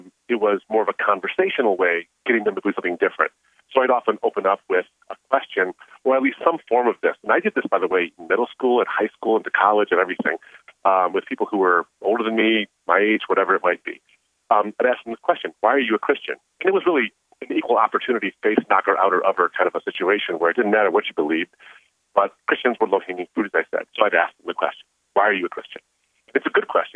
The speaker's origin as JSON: {"language": "English", "region": "Michigan", "country": "United States", "tie": "born or raised there", "said": "growing up in the area I grew up in Michigan"}